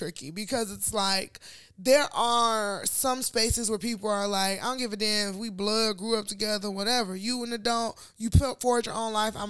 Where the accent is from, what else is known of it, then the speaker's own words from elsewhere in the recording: Nigeria; now in United States; as Nigerian, I don't even think about shit like this.